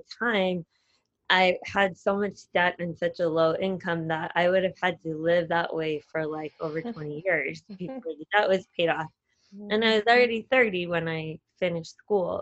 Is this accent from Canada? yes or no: no; United States; moved away as an adult; also born or lived in Singapore; being another American